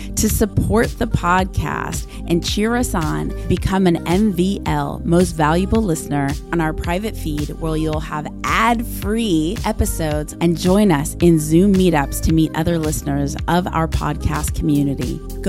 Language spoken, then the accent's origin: English; Los Angeles, California, United States; I grew up in LA in Westwood, and looking over my balcony and just totally feeling like anything was possible for me.